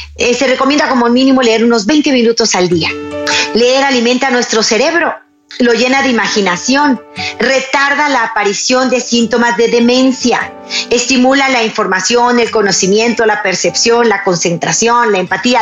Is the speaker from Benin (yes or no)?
no; Mexico; en mi país, en Chiapas